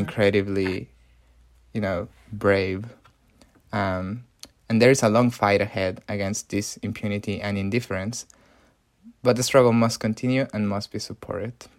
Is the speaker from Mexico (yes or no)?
yes; Mexico City, Mexico; my hometown of Mexico City.